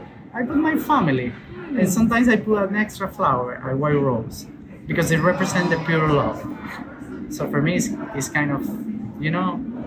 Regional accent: Venezuela; English is a second language; moved away as an adult; basically, I came 6 years ago from Venezuela

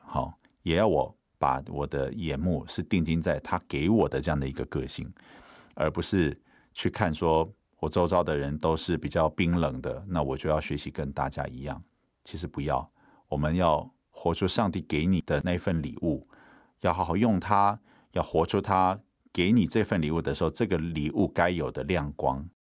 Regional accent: Taiwan; 我们在原住民的部落长大

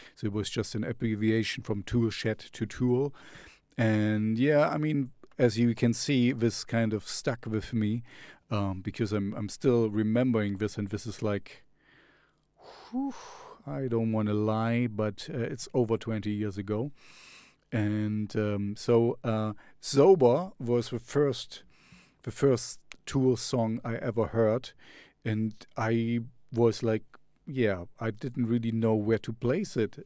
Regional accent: East Germany, Germany; English is a second language; I grew up in East Germany, so we had the Sandmännchen

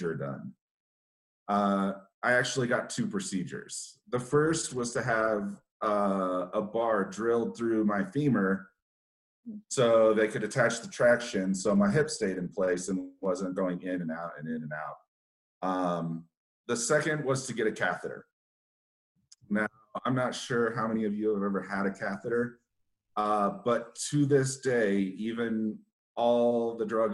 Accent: Colorado, United States; we're from Colorado

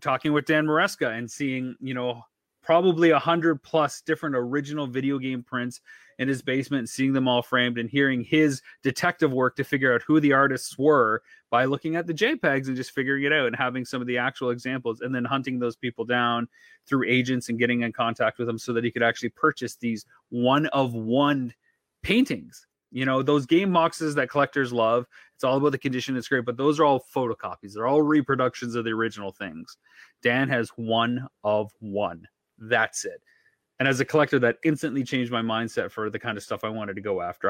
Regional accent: London, Ontario, Canada; my hometown

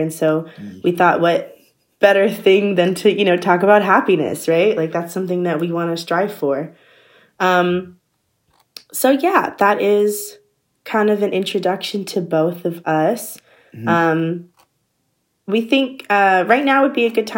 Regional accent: southern Virginia, United States; moved away as an adult; also born or lived in DMV area; I'm originally from like a southern area of Virginia, but for most of my college like career, I've been in the DMV area.

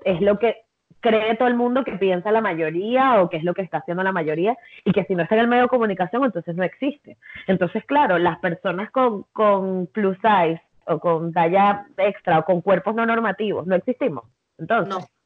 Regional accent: Venezuela; soy venezolana

